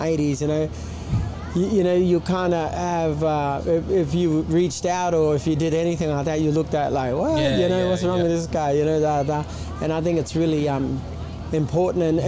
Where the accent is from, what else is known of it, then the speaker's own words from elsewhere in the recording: Townsville, Queensland, Australia; I'm from Townsville